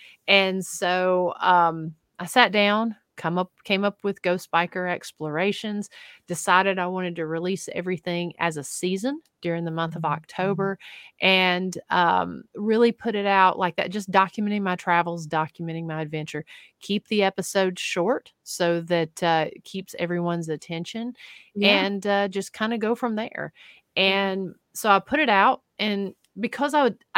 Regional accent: Tennessee, United States; Oh, that is from here in my home state of Tennessee, Adams County, Tennessee.

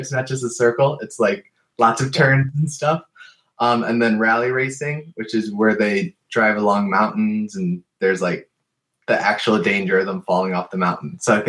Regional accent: Cleveland, Ohio, United States; I'm born and raised in Cleveland, Ohio.

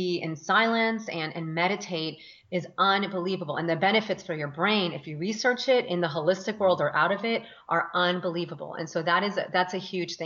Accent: Northern Virginia, United States; moved away as an adult; also born or lived in Colombia / Washington, D.C.; now in California, United States; we moved to Northern Virginia

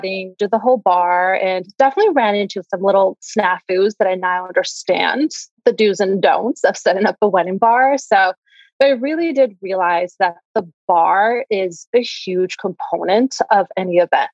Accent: Santa Barbara, California, United States; our roots, to where we grew up in and the amazing community that we have here

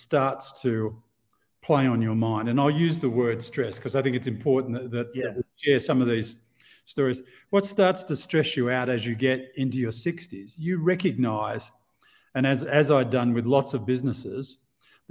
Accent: Australia; moved away as an adult; also born or lived in Asia; now in Mexico; out of Australia originally, as you can hear from my strange exotic accent

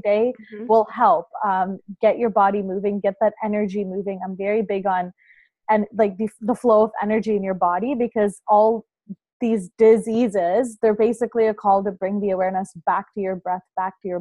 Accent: Toronto, Ontario, Canada; I'm from Toronto, Canada

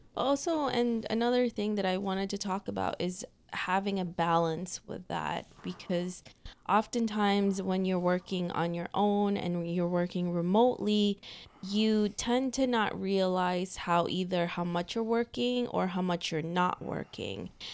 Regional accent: New York City, New York, United States; we're both from New York City.

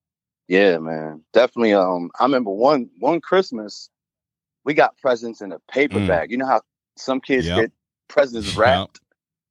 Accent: Auburn, New York, United States; Growing up in upstate New York, you know what I'm saying?

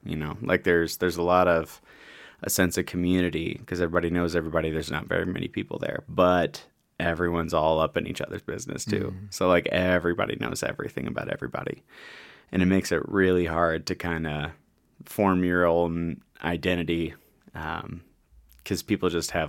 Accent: St. Louis, Missouri, United States; St. Louis, Missouri, yeah.

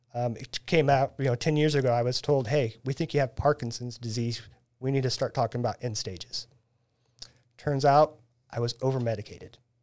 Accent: Taylorville, Illinois, United States; moved away as an adult; now in Springfield, United States; I was born and raised in Taylorville

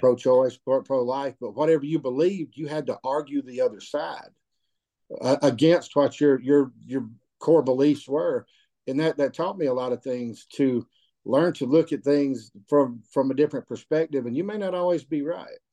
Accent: Cedartown, Georgia, United States; also born or lived in North Carolina; I'm born and raised in Georgia. I, I would view myself just as, as, a country boy. Since Cedartown's been home for me

